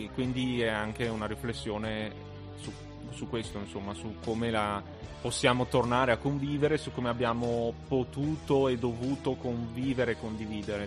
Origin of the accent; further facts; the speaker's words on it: Asiago, Veneto, Italy; moved away as an adult; now in Trento, Italy; sono tornato nel mio paese